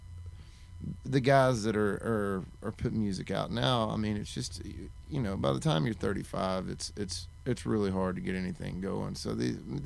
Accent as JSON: {"language": "English", "region": "Arkansas", "country": "United States", "tie": "born or raised there", "moved": "as an adult", "lives_now": "Nashville, United States", "said": "I grew up in Arkansas. I moved to Nashville in 2000, so 20 years"}